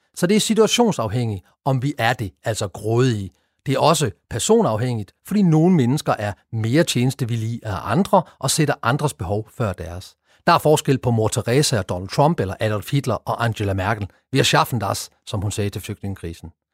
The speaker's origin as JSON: {"language": "Danish", "country": "Denmark", "said": "vi danskere"}